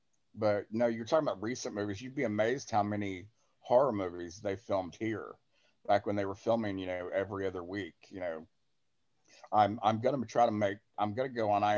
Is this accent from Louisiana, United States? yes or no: yes; Blanchard, Louisiana, United States; also born or lived in Shreveport, Louisiana; I was seeing him walk around Blanchard, and I'm thinking, why is he in my hometown?